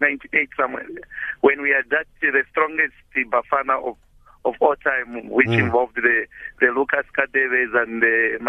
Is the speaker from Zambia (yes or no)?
yes; Zambia; now in Johannesburg, South Africa; I come from Zambia